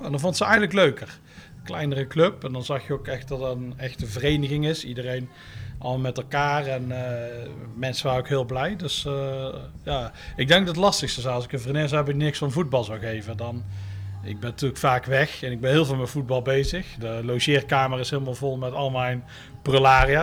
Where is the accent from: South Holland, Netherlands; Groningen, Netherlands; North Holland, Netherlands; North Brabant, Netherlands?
North Brabant, Netherlands; Tilburg; ik kom uit Tilburg